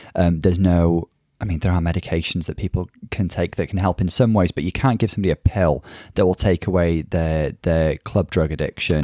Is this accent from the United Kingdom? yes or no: yes; North Wales, United Kingdom; I'm from North Wales